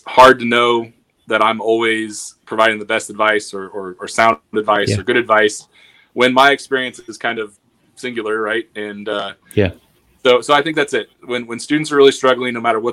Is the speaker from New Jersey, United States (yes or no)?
no; Western Illinois, United States; born or raised there